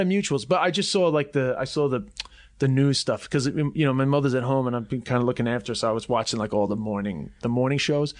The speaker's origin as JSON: {"language": "English", "region": "New York", "country": "United States", "tie": "born or raised there", "also_born_or_lived": "Ireland / China", "accent": "New York", "moved": "yes"}